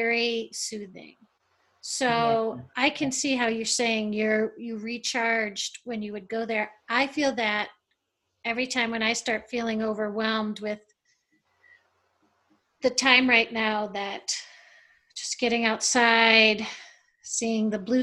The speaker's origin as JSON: {"language": "English", "town": "Detroit", "region": "Michigan", "country": "United States", "tie": "born or raised there", "said": "I grew up in Detroit, and my parents had property out in a rural area."}